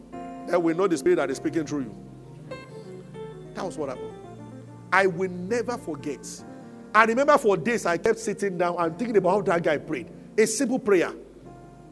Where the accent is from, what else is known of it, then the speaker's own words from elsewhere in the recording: Abeokuta, Ogun State, Nigeria; moved away as an adult; also born or lived in Lagos; I grew up in Abeokuta